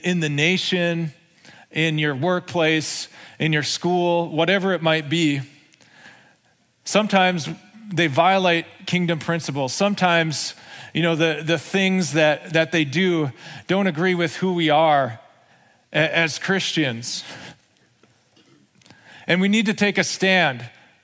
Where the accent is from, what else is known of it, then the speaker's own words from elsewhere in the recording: United States; we're American citizens.